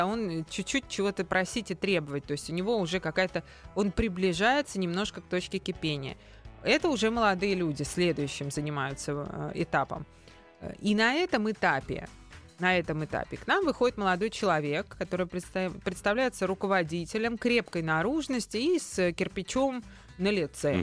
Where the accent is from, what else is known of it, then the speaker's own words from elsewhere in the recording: Moscow, Russia; мы москвичи, что мы местные